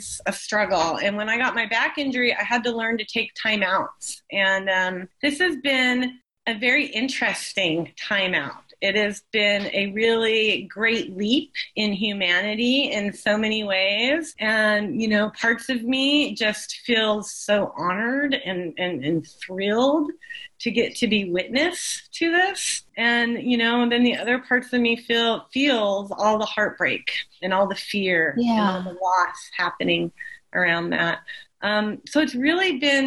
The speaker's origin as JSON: {"language": "English", "town": "Burnt Ranch", "region": "California", "country": "United States", "tie": "born or raised there", "said": "I grew up in Burnt Ranch"}